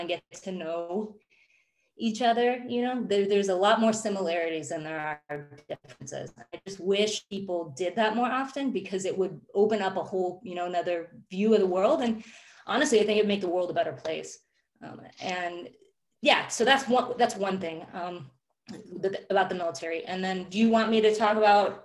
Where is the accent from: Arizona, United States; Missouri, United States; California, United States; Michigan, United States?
Arizona, United States; Phoenix; moved away as an adult; I grew up in Phoenix, Arizona